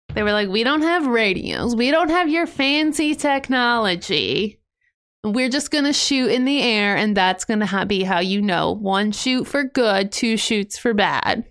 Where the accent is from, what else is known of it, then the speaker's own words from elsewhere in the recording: Ohio, United States; I'm from Ohio. I love Ohio